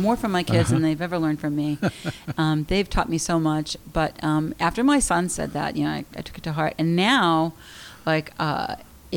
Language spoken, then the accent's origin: English; Boston, Massachusetts, United States; moved away; also born or lived in Maine / Los Angeles; I grew up in Boston, which I loved, and I lived in Maine